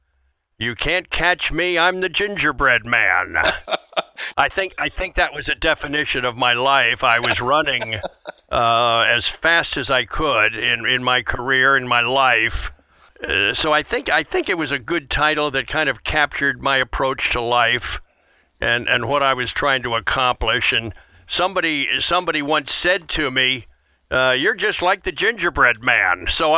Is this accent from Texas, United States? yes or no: no; Wilmington, Delaware, United States; moved away as an adult; also born or lived in Philadelphia / Spartanburg, South Carolina / Chicago / Atlanta; I grew up in Wilmington, Delaware, right just south of Philly. So that area was home for me